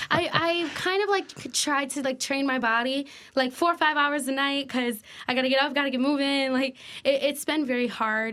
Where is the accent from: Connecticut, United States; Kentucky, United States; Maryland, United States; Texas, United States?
Connecticut, United States; Waterbury; Born and raised in Waterbury